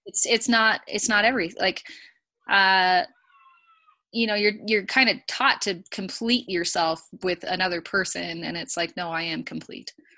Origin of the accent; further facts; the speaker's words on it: California, United States; now in Rexburg, United States; I'm from California, so the winters are really hard